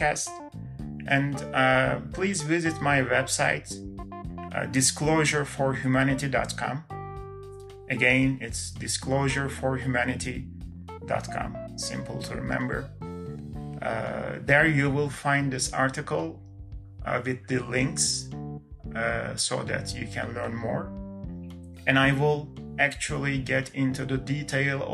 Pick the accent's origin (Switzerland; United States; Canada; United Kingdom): Canada; I'm not American, I'm Canadian